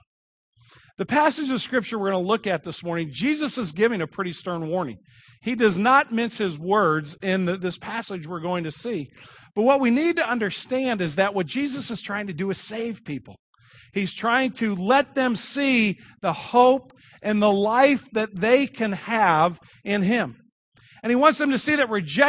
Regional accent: Kirkwood, Missouri, United States; I grew up here in Kirkwood

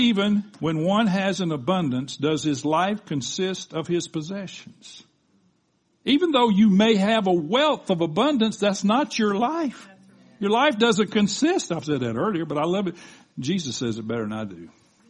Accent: the South, United States; I was raised in the South.

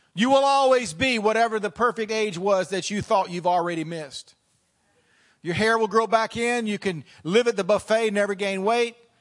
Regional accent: the South, United States; now in Front Royal, United States; I came from the South

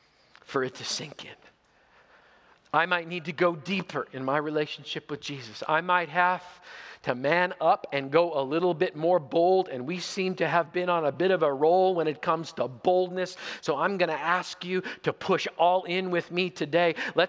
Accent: Zweibrücken, Rhineland-Palatinate, Germany; born there; I was born in Zweibrücken, West Germany. My father was a member of Her Royal Majesty's Royal Canadian Air Force. So I was born in Germany on a Canadian military base.

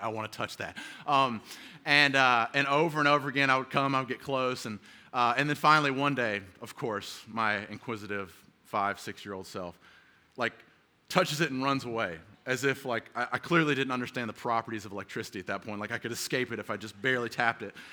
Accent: the South, United States; now in San Diego, United States; I grew up in the South

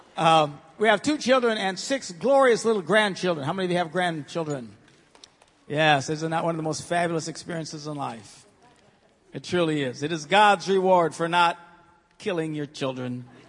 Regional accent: Green Bay, Wisconsin, United States; I am from Green Bay

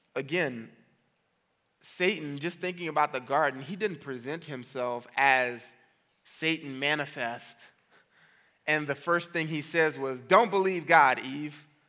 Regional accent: New Orleans, Louisiana, United States; I'm from New Orleans

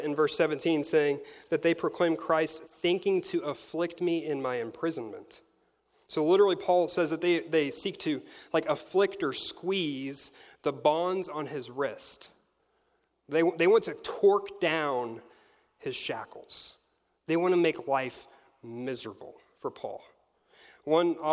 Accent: Missouri, United States; I am from Spokane, Missouri

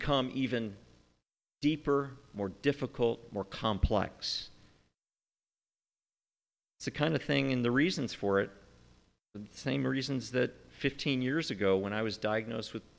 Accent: United States; as an American

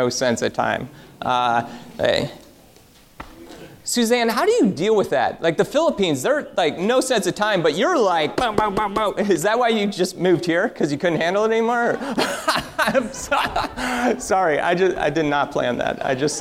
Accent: Michigan, United States; moved away; I'm from Michigan

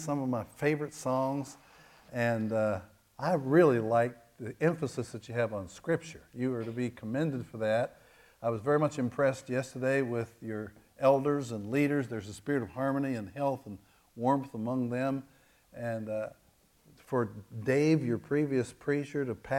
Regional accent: Kentucky, United States; I am from Kentucky

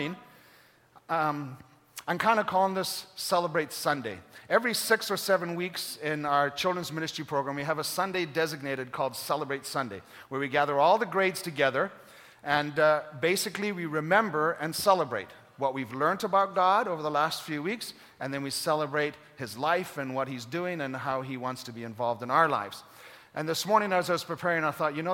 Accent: Kenya; moved away; Growing up in Kenya

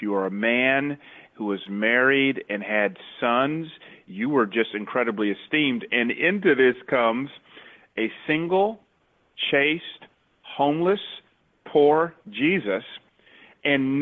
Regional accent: Atlanta, Georgia, United States; moved away as an adult; also born or lived in Memphis, Tennessee; now in Mountain View, United States; I grew up in the Bible Belt in Atlanta

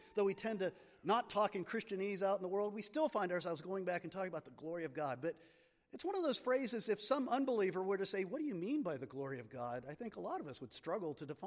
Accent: Marienville, Pennsylvania, United States; I grew up in Marionville, Pennsylvania

